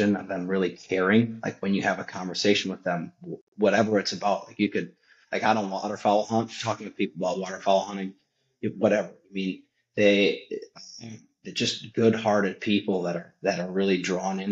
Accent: Wisconsin, United States; I am from Wisconsin

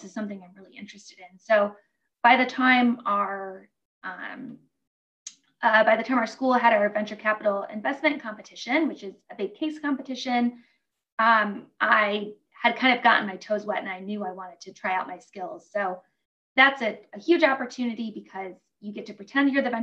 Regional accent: Detroit, Michigan, United States; I'm from Detroit and, you know, it's a very hardworking city

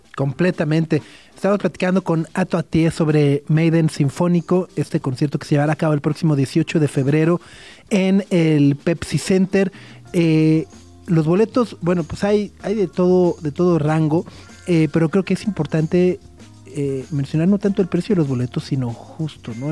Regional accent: Mexico; somos mexicanos, hermanos

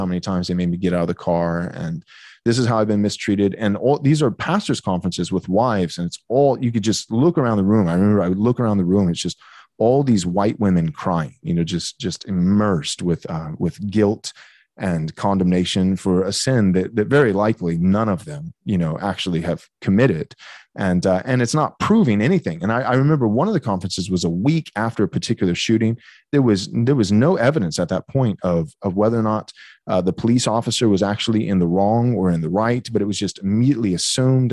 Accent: Bay City, Texas, United States; I grew up in a pastor's home, um, in Bay City, Texas. So I was born and raised in Texas.

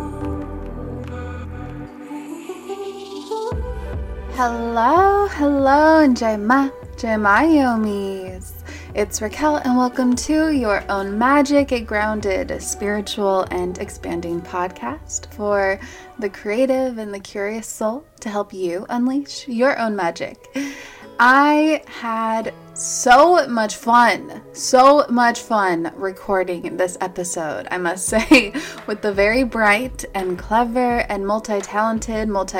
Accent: Rocky Mountains, United States; accent: Rocky Mountain; my Rocky Mountain accent

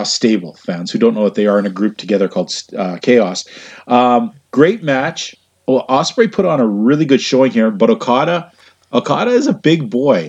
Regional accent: Western Canada, Canada; I'm from Western Canada

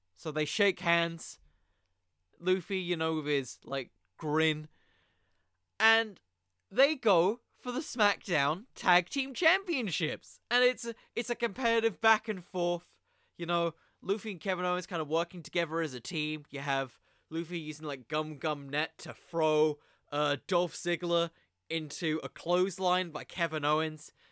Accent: United Kingdom; I'm British

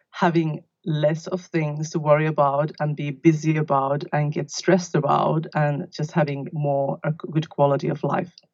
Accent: Finland; also born or lived in London, United Kingdom / Sydney, Australia; now in Australia; I'm originally from Finland and I live in Australia in the south coast of New South Wales

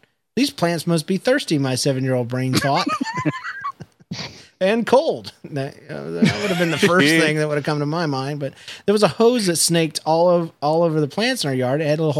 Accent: the South, United States; growing up in the South

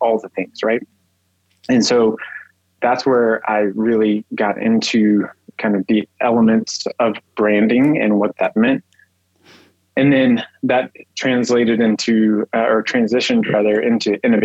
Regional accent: Texas, United States; I grew up in Texas

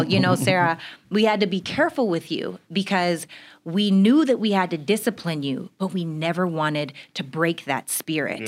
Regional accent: Regina, Saskatchewan, Canada; I'm from Regina, Saskatchewan, Canada

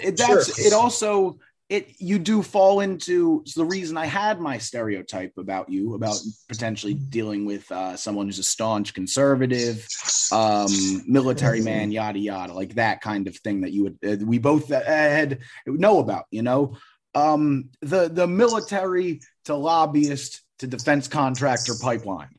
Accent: Philadelphia, Pennsylvania, United States; I'm from Philadelphia

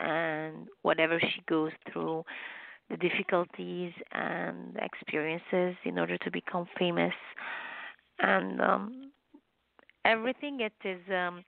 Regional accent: Lebanon; moved away as an adult; also born or lived in Los Angeles, United States; now in Canada; In Lebanon and I was married, so I came to U.S., United States, Los Angeles.

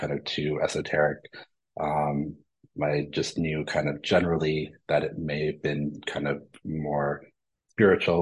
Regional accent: Midwest, United States; I grew up in the Midwest

